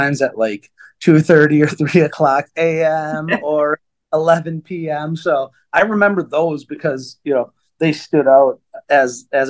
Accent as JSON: {"language": "English", "town": "Milwaukee", "region": "Wisconsin", "country": "United States", "tie": "born or raised there", "said": "city of Milwaukee, where I grew up"}